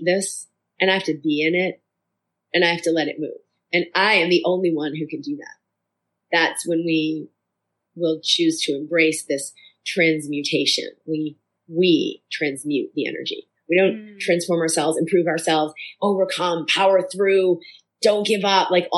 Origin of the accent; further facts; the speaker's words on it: Boston, Massachusetts, United States; growing up in Boston